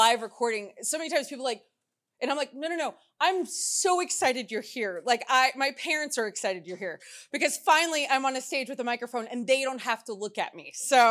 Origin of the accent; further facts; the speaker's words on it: Texas, United States; also born or lived in Louisiana; now in Houston, United States; I'm from Texas, so everything's big there.